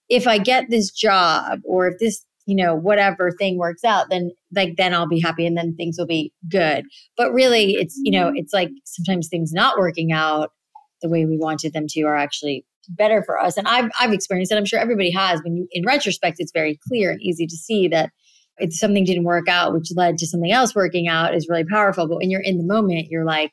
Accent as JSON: {"language": "English", "region": "South Florida", "country": "United States", "tie": "born or raised there", "moved": "yes", "said": "I grew up in South Florida"}